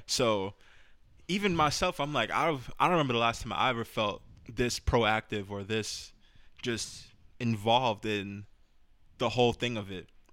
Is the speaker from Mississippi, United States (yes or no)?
no; New York City, New York, United States; I'm from the Bronx